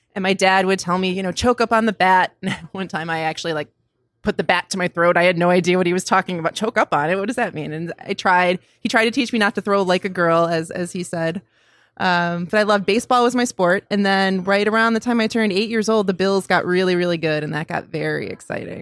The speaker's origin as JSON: {"language": "English", "town": "Cheektowaga", "region": "New York", "country": "United States", "tie": "born or raised there", "also_born_or_lived": "Buffalo", "moved": "as an adult", "said": "I was born in Buffalo in the city, and then we moved to Cheektowaga when I was, like, four years old, so lived mostly there up until I went to college"}